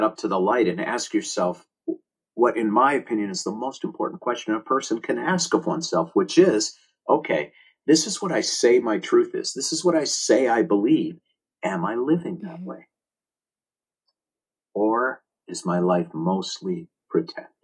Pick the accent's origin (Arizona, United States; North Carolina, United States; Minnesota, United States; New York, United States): Minnesota, United States; Minneapolis; I was born in Minneapolis, Minnesota on June 3rd, 1960